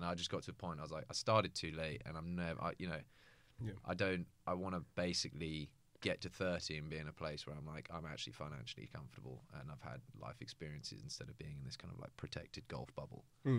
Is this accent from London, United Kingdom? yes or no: yes; London, United Kingdom; moved away; also born or lived in Somerset; I was born in London, and then I moved to Somerset because I went to a school called Millfield, which is in the southwest.